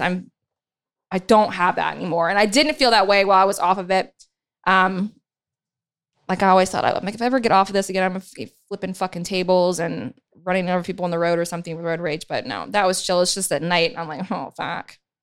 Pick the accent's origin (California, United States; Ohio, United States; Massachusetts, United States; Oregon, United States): Ohio, United States; Dayton; moved away; my hometown in, in Dayton, Ohio